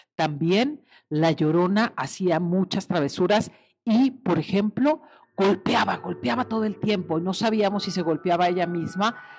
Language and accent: Spanish; Salsipuez, Jalisco, Mexico; Tuve pesadillas eternamente por culpa de los muchachos de la oración nocturna de mi pueblo que se llama Salsipuez, Jalisco